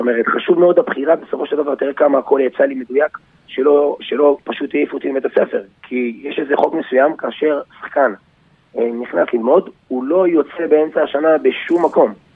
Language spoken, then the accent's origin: Hebrew; Yavne, Central District, Israel; אני באתי מיבנה